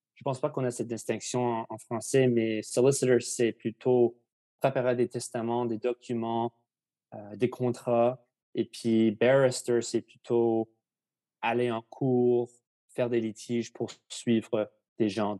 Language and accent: French; Victoria, British Columbia, Canada; also born or lived in Ottawa; now in Vancouver, Canada; je suis né à Ottawa, mais je, on a déménagé, ma famille et moi, à Victoria quand j'avais 7 ans. Et maintenant, je habite à, à Vancouver